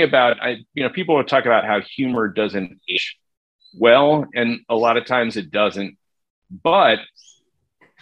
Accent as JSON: {"language": "English", "region": "New Jersey", "country": "United States", "tie": "born or raised there", "said": "growing up in New Jersey"}